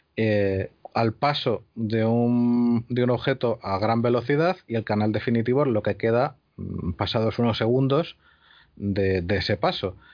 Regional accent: Spain

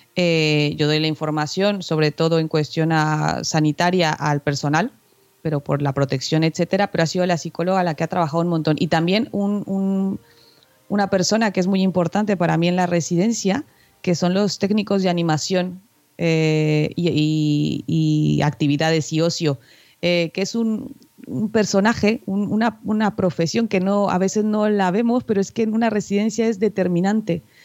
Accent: Mexico; now in Spain; siendo mexicana

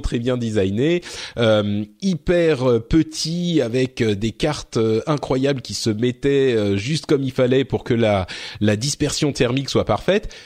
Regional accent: France; chez nous en France

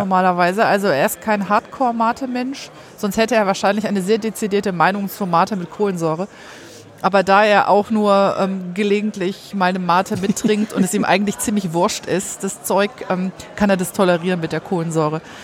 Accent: Rhineland, Germany; ich bin im Rheinland groß geworden

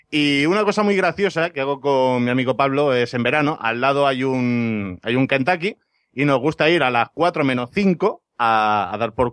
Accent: Ibiza, Balearic Islands, Spain; mi tierra, en Ibiza

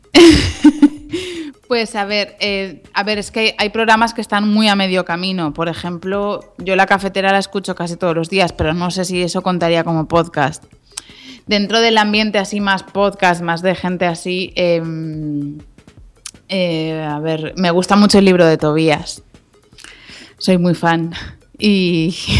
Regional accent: Galicia, Spain; moved away; me fui a vivir a Santiago, que bueno, yo soy gallega, pues volví allí a buscar mis raíces

